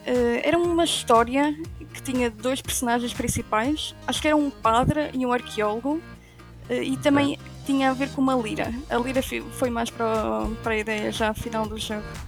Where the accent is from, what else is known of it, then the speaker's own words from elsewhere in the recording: Aveiro, Aveiro District, Portugal; sou da Aveiro